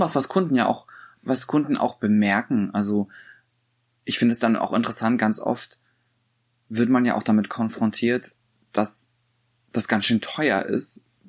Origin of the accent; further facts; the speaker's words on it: Rostock, Mecklenburg-Vorpommern, Germany; bei uns in Rostock